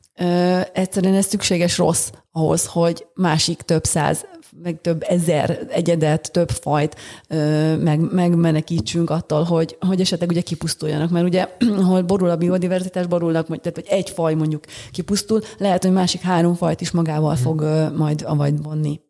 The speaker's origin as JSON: {"language": "Hungarian", "region": "Budapest", "country": "Hungary", "tie": "born or raised there", "said": "született budapestiként"}